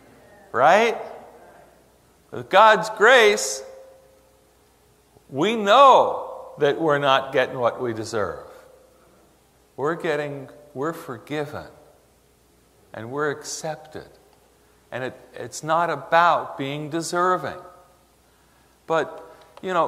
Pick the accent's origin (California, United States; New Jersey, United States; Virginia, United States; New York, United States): New York, United States; New York City; when I was a Jewish kid growing up in New York City